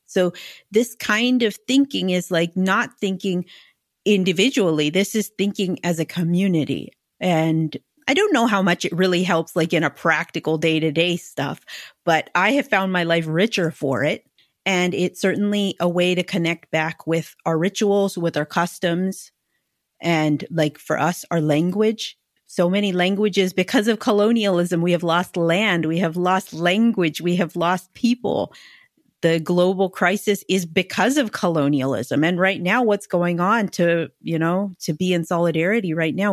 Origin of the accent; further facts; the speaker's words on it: Arizona, United States; moved away as an adult; also born or lived in New Mexico; now in London, United Kingdom; I grew up in Arizona